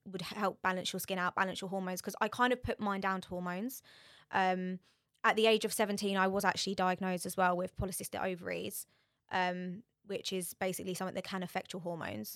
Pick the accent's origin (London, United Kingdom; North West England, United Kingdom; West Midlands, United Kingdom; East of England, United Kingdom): East of England, United Kingdom; Borehamwood; I'm from Borehamwood